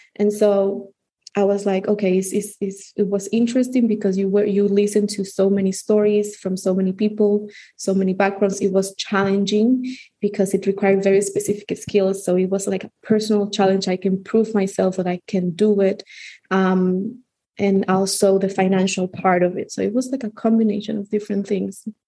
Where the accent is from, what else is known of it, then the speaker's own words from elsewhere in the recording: Santo Domingo, Distrito Nacional, Dominican Republic; English is a second language; I grew up in Santo Domingo in the Dominican Republic. Um, I've lived uh, my whole life in the Dominican Republic